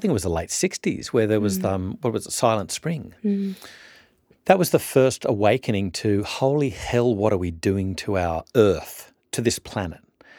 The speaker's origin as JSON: {"language": "English", "town": "Orange", "region": "New South Wales", "country": "Australia", "tie": "born or raised there", "said": "Sarah and I have a bit of a link in that we both did some growing up in Orange, New South Wales."}